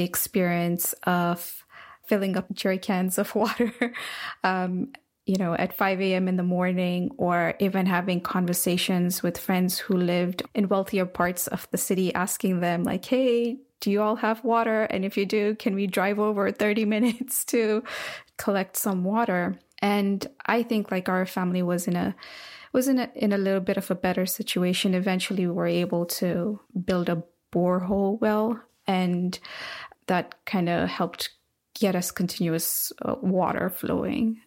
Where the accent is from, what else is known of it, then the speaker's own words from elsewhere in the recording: Nairobi, Kenya; now in United States; when I was growing up in Nairobi